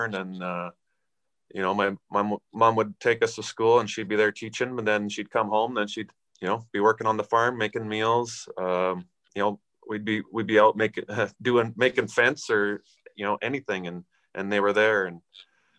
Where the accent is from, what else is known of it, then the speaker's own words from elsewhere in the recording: Aneroid, Saskatchewan, Canada; we grew up in Aneroid